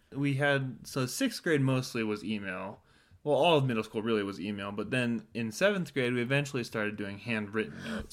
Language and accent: English; Temecula, California, United States; we're from Temecula is where, where we met. And so I've been living in Temecula for, I think, three years, two years maybe at that point